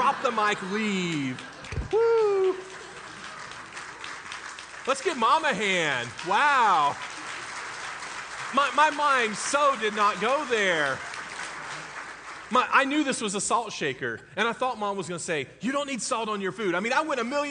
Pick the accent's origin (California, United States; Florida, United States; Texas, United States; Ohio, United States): Florida, United States; I grew up in Florida